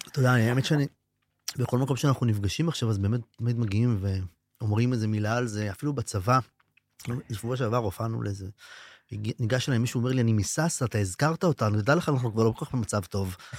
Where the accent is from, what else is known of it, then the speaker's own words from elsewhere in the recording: Israel; לבני הקיבוצים, שהם כמוני. אומנם אני מקיבוץ אחר או מאזור אחר